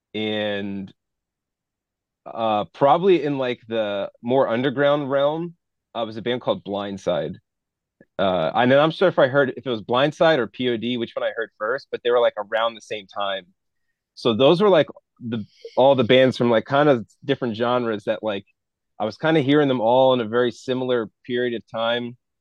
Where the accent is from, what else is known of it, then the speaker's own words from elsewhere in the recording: United States; growing up in the American culture